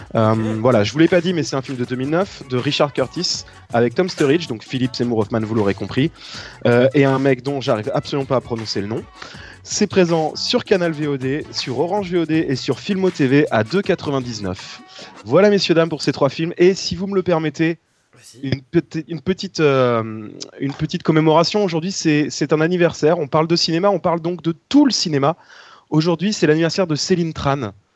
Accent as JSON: {"language": "French", "region": "northern France", "country": "France", "said": "nous, dans le nord de la France"}